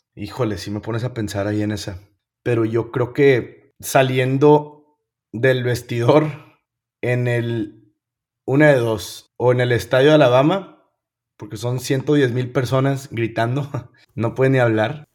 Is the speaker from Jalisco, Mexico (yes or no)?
no; Monterrey, Nuevo León, Mexico; also born or lived in United States; soy, soy bien orgulloso, regio, bien orgulloso